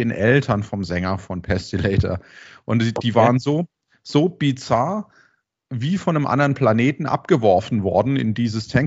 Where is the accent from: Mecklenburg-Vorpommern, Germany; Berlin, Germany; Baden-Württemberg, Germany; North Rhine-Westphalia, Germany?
Baden-Württemberg, Germany; Karlsruhe; weil ich bin ja auch Karlsruher, man hört es vielleicht äh, vom Dialekt ein bisschen.